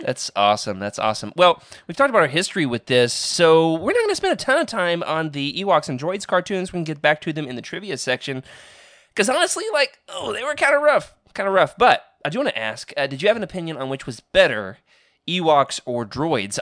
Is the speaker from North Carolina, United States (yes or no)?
no; Oklahoma, United States; moved away; also born or lived in Arkansas; my hometown, Oklahoma, had two video stores